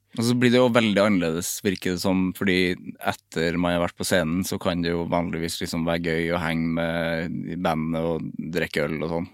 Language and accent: Norwegian; Overhalla, Trøndelag, Norway; Jeg kommer fra Overhalla